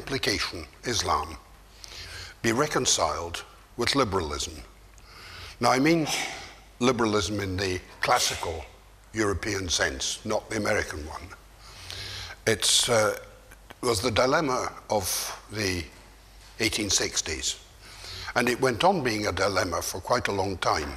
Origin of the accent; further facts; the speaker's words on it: Scotland, United Kingdom; moved away; also born or lived in Turkey; I, as a Scotsman